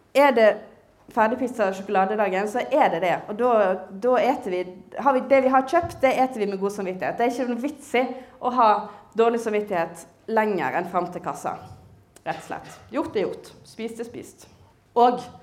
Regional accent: Western Norway, Norway; som vestlending jeg kjenner igjen eh, landskapet i Nordhordland

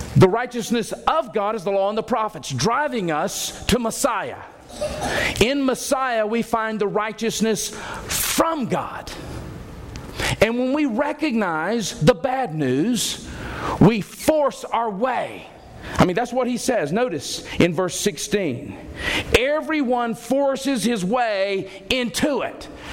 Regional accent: Alabama, United States; I grew up in Alabama culture.

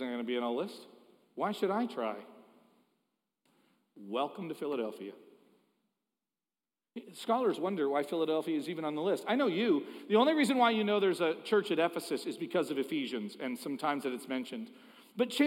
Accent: Toronto, Ontario, Canada; moved away; I'm Canadian

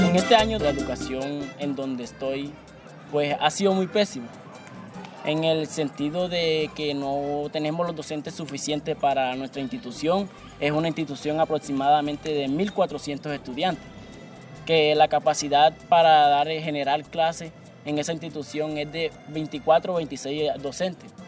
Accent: Tiquicio, Bolívar, Colombia; soy del corregimiento de la Aventura, municipio de Tiquicio

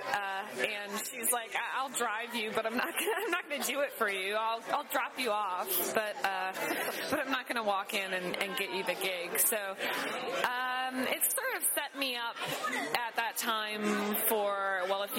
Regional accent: Wisconsin, United States; now in Chicago, United States; I grew up actually in Wisconsin and moved to Chicago

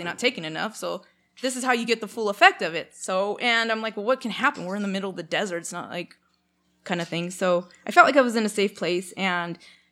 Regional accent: Canada; I'm Canadian

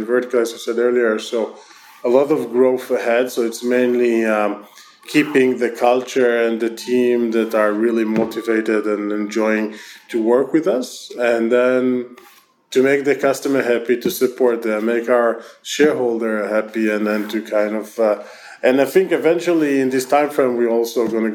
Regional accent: Israel; accent: Israeli; my terrible Israeli accent

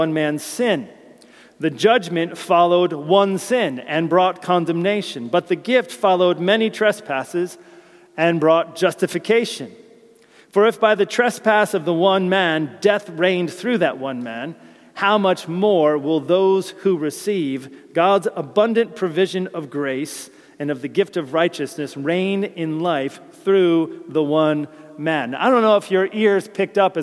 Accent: United States; moved away as an adult; now in United Kingdom; As an American

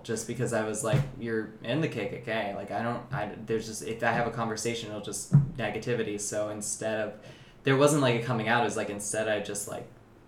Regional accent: North Carolina, United States; North Carolina.

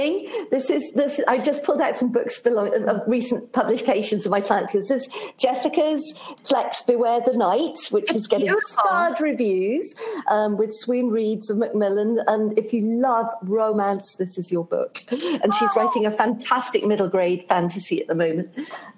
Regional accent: United Kingdom; being British

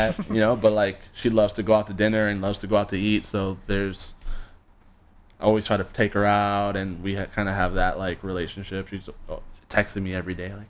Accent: Pembroke Pines, Florida, United States; born or raised there; also born or lived in Panama / Coral Springs, Florida

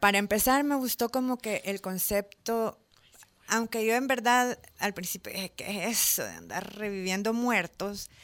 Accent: El Salvador; moved away as an adult; also born or lived in Mexico City; yo soy salvadoreña, nací en el centro ginecológico, crecí aquí, mis papás son de aquí

